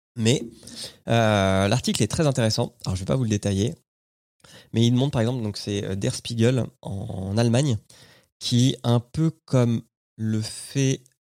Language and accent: French; France; chez nous en France